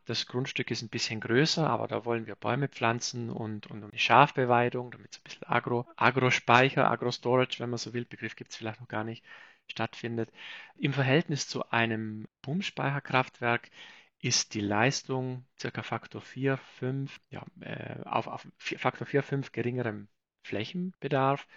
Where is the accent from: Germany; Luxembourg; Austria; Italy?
Italy; South Tyrol, Trentino-Alto Adige; Ich bin selbst aus Südtirol